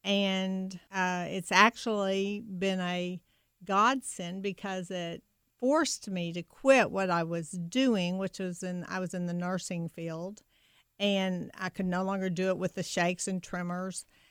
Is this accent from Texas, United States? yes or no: no; Kentucky, United States; now in Louisville, United States; I grew up about twenty miles south of University of Kentucky